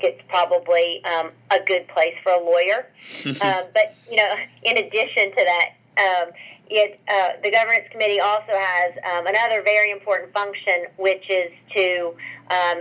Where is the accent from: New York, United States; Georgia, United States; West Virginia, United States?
West Virginia, United States; rural; We didn't have soccer at all where I grew up in rural West Virginia